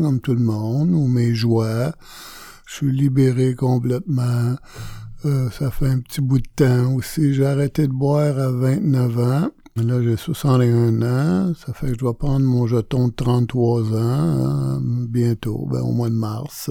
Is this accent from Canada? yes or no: yes; Montreal, Quebec, Canada; je suis natif de Montréal